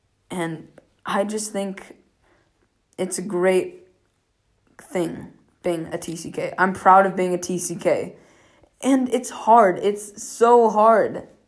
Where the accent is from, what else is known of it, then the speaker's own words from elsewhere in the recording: United States; accent: American; For me, sometimes it's really difficult to say where I'm from because I'm American, yes, but I haven't lived there my entire life. And I do have an American accent, but I'm also learning a lot of different languages.